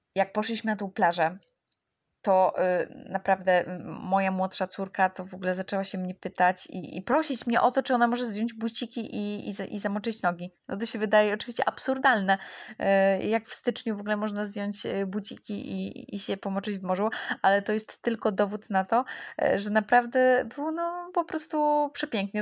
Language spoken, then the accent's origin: Polish; Warsaw, Masovian Voivodeship, Poland; ja jestem z Warszawy